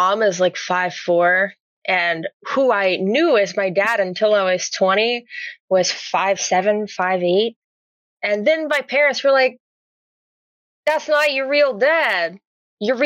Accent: the South, United States; As a Southerner

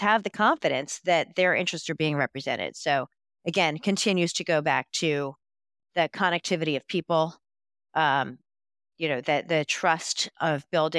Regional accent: New York, United States; I'm a New Yorker. I can talk really fast.

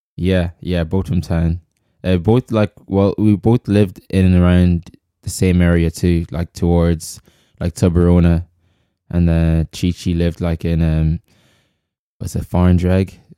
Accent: Ireland; also born or lived in Congo; I grew up here

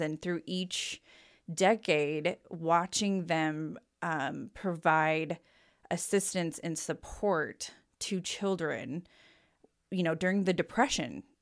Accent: Boise, Idaho, United States; born in Saint Luke's downtown Boise. Um, lived here until the day after I turned eighteen

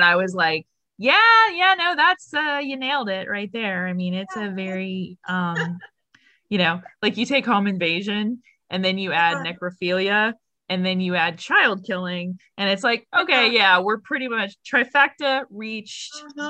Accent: Florida, United States; my hometown, Florida

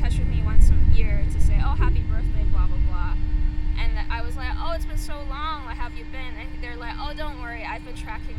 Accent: Hong Kong; I'm from Hong Kong

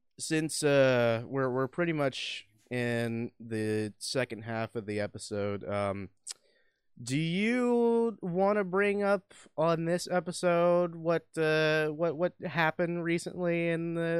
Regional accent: Alabama, United States; We're from goddamn Alabama.

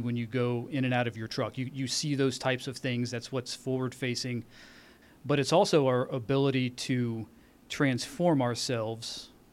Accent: Dayton, Ohio, United States; I grew up in Dayton, Ohio

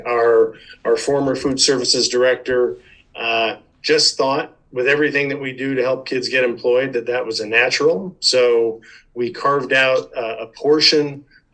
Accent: Chino Hills, California, United States; I grew up in Chino Hills, old Chino Hills.

